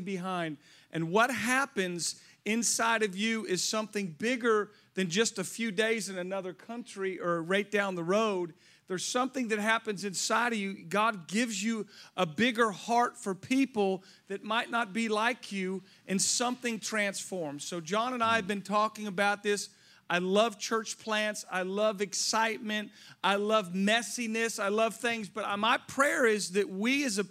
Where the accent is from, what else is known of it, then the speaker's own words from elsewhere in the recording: Southern California, United States; also born or lived in Hawaii; I grew up in Southern California, went to school at the University of Hawaii